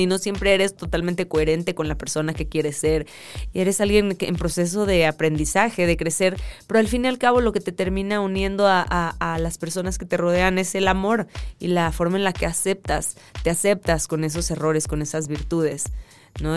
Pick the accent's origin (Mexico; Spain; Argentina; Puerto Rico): Mexico; no tenía look de total mexicana